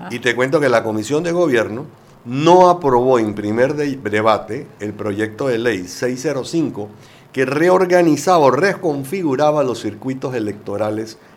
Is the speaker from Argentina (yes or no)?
no; Panama; quisiera ser pensar que todos somos buenos panameños y queremos las mejores cosas para el país